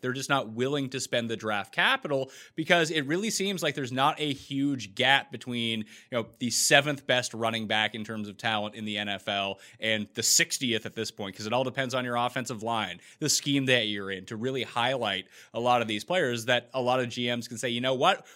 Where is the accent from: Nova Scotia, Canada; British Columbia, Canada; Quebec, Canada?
Nova Scotia, Canada; I'm Canadian, so where I am from, you know, two hundred years before I was born, they expelled all the French people from the province where I'm from